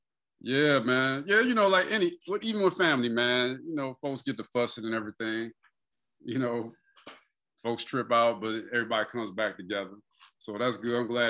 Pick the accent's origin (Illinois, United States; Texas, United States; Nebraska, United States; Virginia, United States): Illinois, United States; Joliet; moved away; also born or lived in Seattle / Alabama; Man, like, I'm from Joliet. I lived most of my life in Joliet, travel. You know, I was back and forth between Seattle, whatever, but I moved to Alabama, man, for some time.